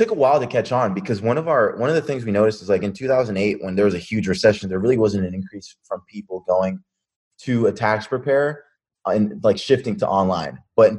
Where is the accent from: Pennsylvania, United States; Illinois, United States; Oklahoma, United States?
Pennsylvania, United States; also born or lived in Virginia Beach; I moved back with my mom from Virginia Beach back to Pennsylvania. So this is around the time all my friends from high school, they're starting to, like, graduate.